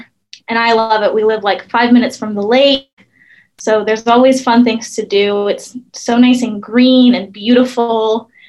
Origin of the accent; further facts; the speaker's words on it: Wisconsin, United States; moved away as an adult; also born or lived in Surrey, British Columbia, Canada / Arizona; now in Idaho, United States; So my hometown is 20 minutes north of Milwaukee, which is, if you don't know, about 2 hours north of Chicago. And it's right, like I said, 5 minutes from Lake Michigan, which is huge.